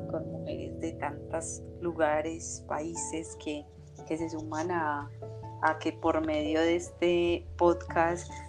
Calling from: Colombia; Yo feliz de estar aquí, súper bien. lo salí desde Colombia.

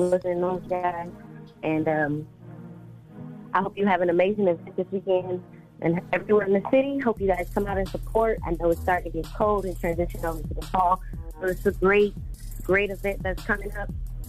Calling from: Charlotte, North Carolina, United States; I was just calling from Charlotte. Just want to say good morning.

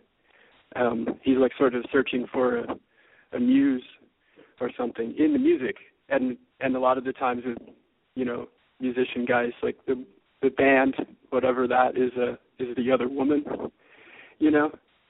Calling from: New York, United States; We talked a couple weeks ago. I'm in New York.

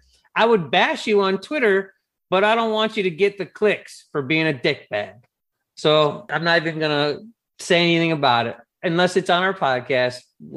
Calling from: Milwaukee, Wisconsin, United States

